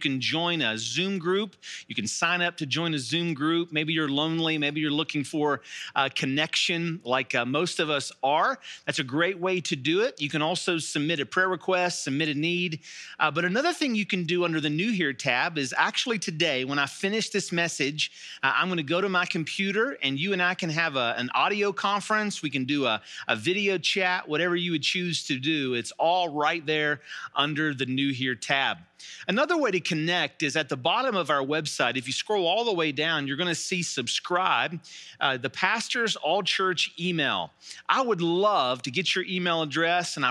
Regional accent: Charleston, West Virginia, United States; I grew up here in Charleston, West Virginia

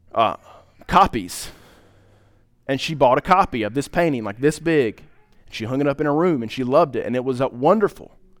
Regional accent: Pine Top, United States; I'm from Pi, I'm from up Pine Top

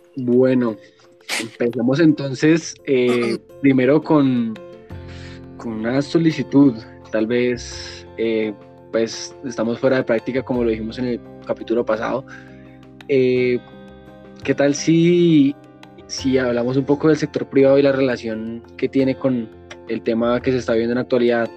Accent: Colombia; nos afectan como colombianos

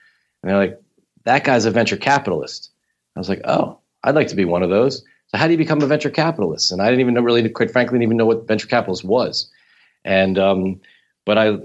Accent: Philadelphia, Pennsylvania, United States; growing up in Philadelphia

